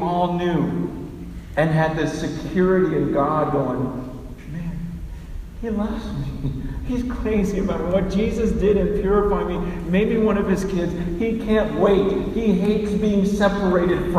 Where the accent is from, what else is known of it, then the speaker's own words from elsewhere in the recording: San Francisco, California, United States; I was born right here in San Francisco, in Chinatown, in the hospital.